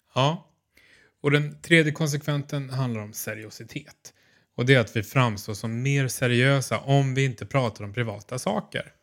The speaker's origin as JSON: {"language": "Swedish", "town": "Stockholm", "region": "Stockholm County", "country": "Sweden", "moved": "yes", "lives_now": "Malmö, Sweden", "said": "jag som är stockholmare men bor i Malmö"}